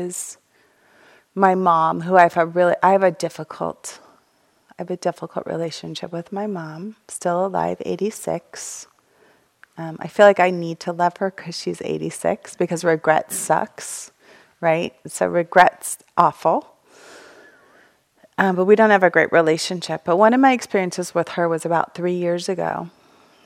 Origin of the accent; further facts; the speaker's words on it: United States; I'm an American